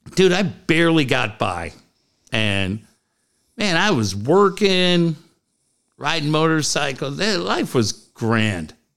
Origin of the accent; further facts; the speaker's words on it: San Diego, California, United States; I'm from San Diego